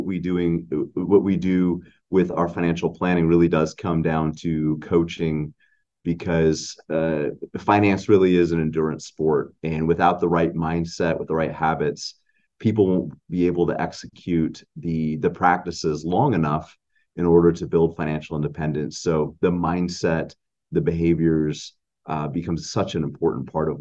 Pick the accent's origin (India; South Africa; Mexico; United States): United States; Anchorage, Alaska; we grew up here in Anchorage, Alaska